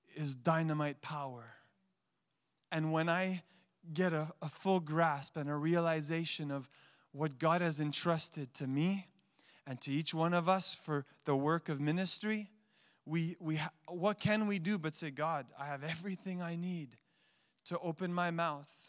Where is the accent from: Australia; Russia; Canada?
Canada; Montreal, Quebec; I had a best friend growing up in Montreal